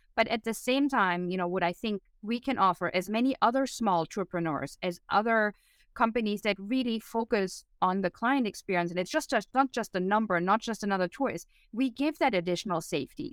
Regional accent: Germany; moved away; growing up in Germany

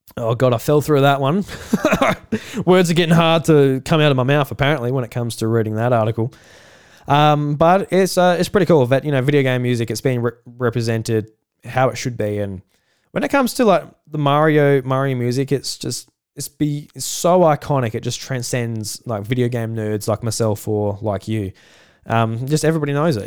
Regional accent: South Australia, Australia; I'm Australian

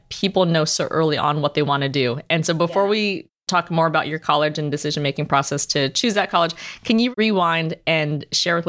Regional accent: Central Valley of California, United States; I grew up in the Central Valley of California

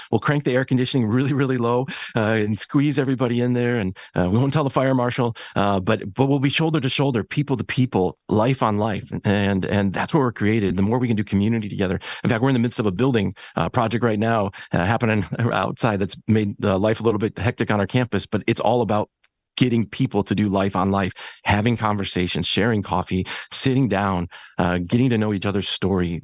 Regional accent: Painesville, Ohio, United States; moved away as an adult; also born or lived in Indiana / San Antonio, Texas; now in Harlingen, United States; I grew up the rest of my life in, uh, in Painesville, Ohio, uh, eastern suburb of Cleveland

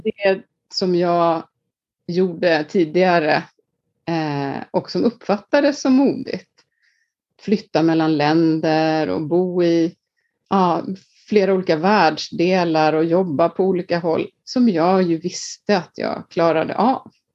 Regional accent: Iceland; moved away; jag är född och uppvuxen på Island

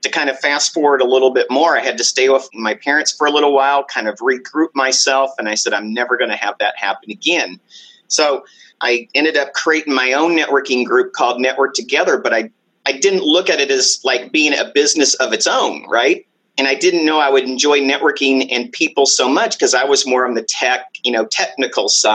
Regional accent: Dallas, Texas, United States; moved away as an adult; also born or lived in Arizona / San Diego, California; I grew up in Texas

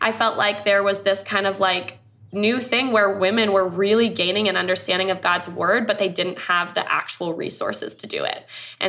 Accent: Thailand; also born or lived in Myanmar; But so I grew up in Thailand as a missionary kid. I grew up also on the border of Myanmar.

